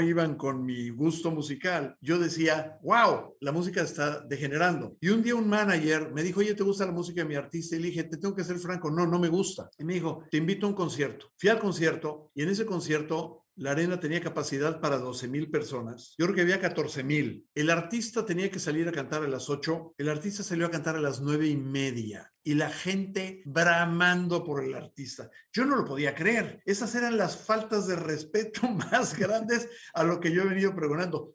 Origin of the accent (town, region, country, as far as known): Mexico City, Mexico; born or raised there